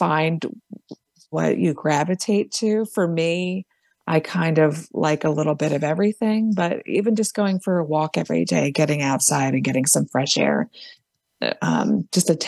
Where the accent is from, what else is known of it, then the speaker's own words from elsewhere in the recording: Philadelphia, Pennsylvania, United States; I'm from Philadelphia